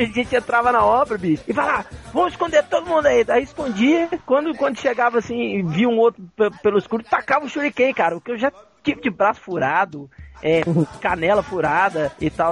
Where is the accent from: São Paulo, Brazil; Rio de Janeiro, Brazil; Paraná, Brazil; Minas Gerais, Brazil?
Minas Gerais, Brazil; Juiz de Fora; moved away; eu passei grande parte da minha infância e adolescência em Juiz de Fora, na, na casa do meu avô